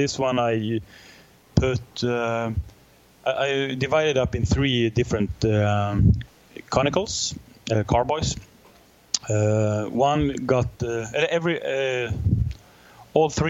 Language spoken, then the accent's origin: English; Sweden